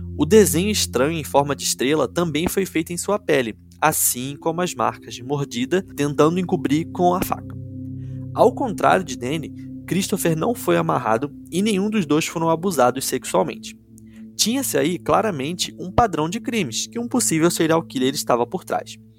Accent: Rio de Janeiro, Brazil; moved away; quando eu era pequeno e morava no Rio, eu nem sabia o que era escoteiro, escotismo, porque lá em Quintino

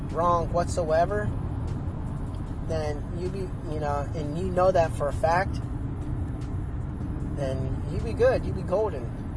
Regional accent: Arizona, United States; I'm from Arizona

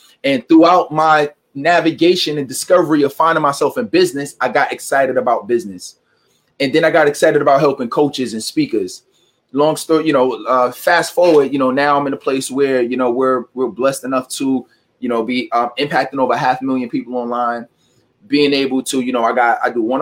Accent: New York City, New York, United States; I'm originally from New York City, and I didn't have the best upbringing

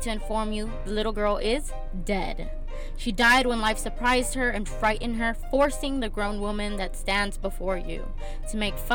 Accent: Miami, Florida, United States; moved away as an adult; now in Texas, United States; I'm actually not from Texas. I'm originally from Miami.

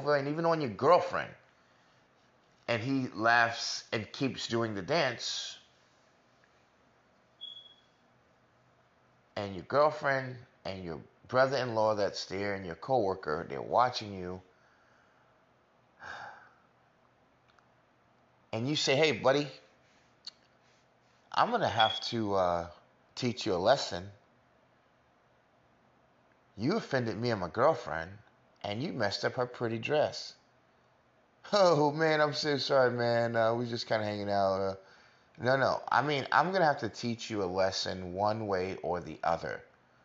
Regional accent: New York, United States; I'm from America, New York particularly

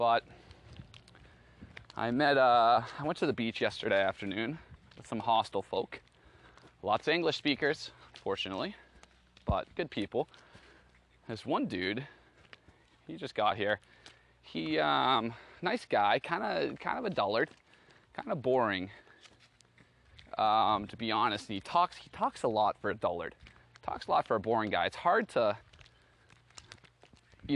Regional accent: Boston, Massachusetts, United States; I was from Boston

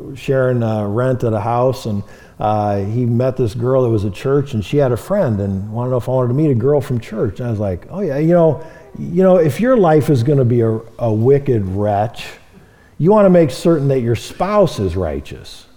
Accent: Marion, Iowa, United States; moved away as an adult; now in Great Falls, United States; moved to Marion, Iowa, uh, my hometown

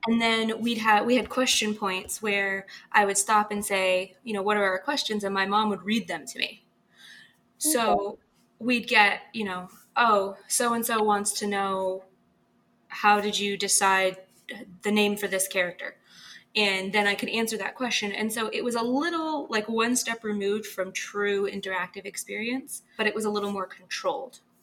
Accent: Bangor, Maine, United States; my hometown bookstore in Bangor, Maine

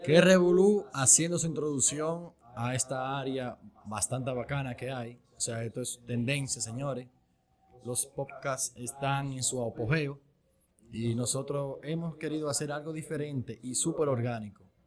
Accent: Dominican Republic; somos dominicanos

